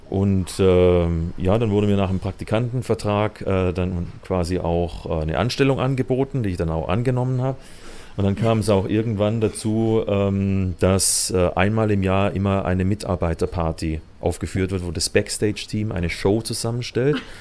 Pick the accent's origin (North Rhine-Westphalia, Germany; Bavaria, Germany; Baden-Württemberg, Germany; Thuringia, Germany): Baden-Württemberg, Germany; Hochdorf; also born or lived in Kirchheim unter Teck; Im schönen Schwabenland in der Nähe von Stuttgart. Also in Kirchheim-Deck bin ich geboren und aufgewachsen in Hochdorf